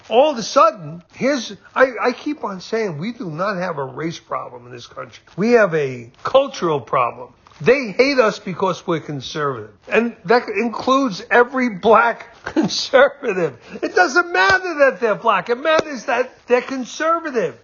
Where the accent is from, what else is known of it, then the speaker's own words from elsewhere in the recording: United States; I'm an American through and through. This is my country